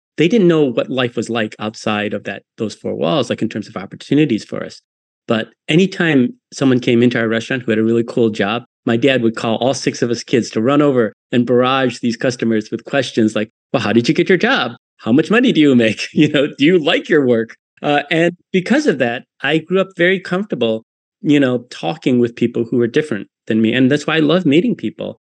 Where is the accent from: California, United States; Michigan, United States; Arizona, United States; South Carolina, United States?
Michigan, United States; Detroit; born or raised there